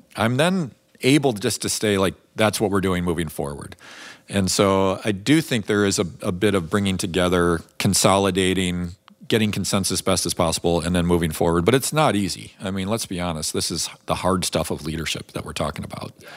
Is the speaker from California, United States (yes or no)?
no; Chicago, Illinois, United States; I grew up in Chicago where that was a little bit more of the temperament